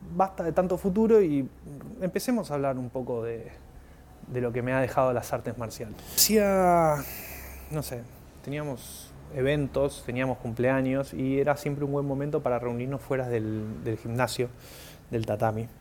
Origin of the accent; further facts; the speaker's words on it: Argentina; soy argentino